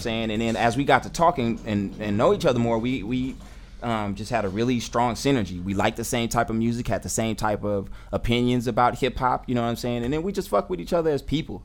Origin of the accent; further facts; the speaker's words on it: Oakland, California, United States; I'm an MC. I'm an educator. Uh, I'm from Oakland.